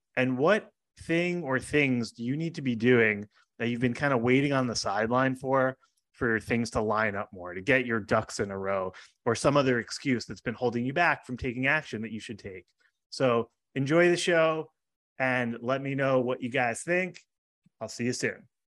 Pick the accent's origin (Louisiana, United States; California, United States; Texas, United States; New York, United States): New York, United States; Long Island; I grew up on Long Island